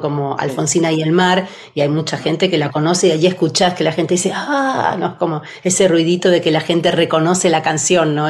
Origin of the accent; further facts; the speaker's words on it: Buenos Aires, Argentina; moved away as an adult; now in Switzerland; la ciudad donde nací, porque soy, de, soy porteña.